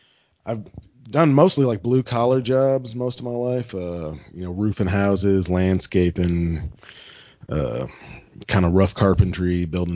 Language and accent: English; St. Louis, Missouri, United States; moved away as an adult; now in Arkansas, United States; I grew up in St. Louis, Missouri.